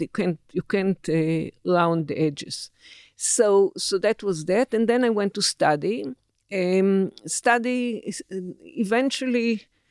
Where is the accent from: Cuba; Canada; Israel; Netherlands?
Israel; I was born in December 1949, a newly born Israel.